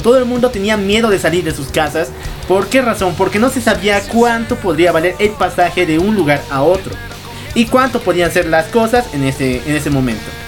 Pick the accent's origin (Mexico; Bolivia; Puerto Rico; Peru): Bolivia